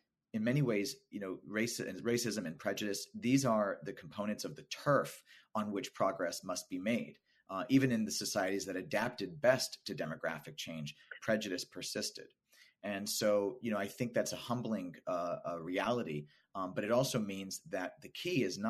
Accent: Los Angeles, California, United States; I grew up in Los Angeles, California, and I went to Los Angeles Unified School District schools

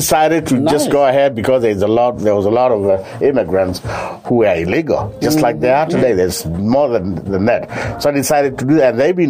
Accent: Kenya; moved away as an adult; also born or lived in Northern Kentucky; now in United States; I grew up in Kenya with my father, who was in business.

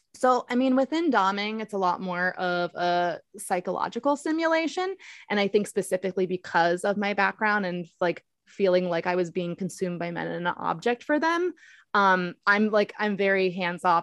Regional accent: Baltimore, Maryland, United States; I'm from Baltimore

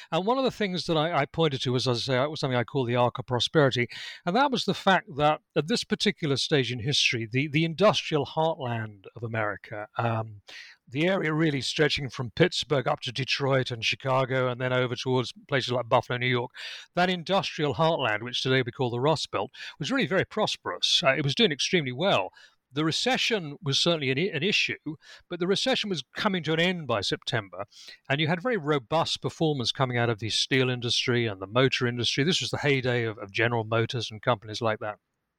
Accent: United Kingdom; accent: British; Well, as I think you can tell from my accent, I'm British. I'm actually speaking to you from my home in Lincolnshire in England.

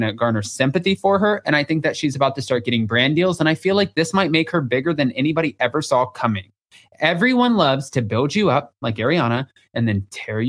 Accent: the South, United States; Guys, I'm still from the South and I went to 11 different schools and I don't know how to pronounce everything.

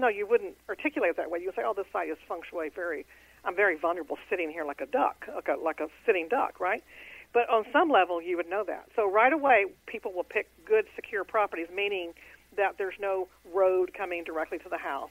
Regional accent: Houston, Texas, United States; I'm in Houston. That's my hometown.

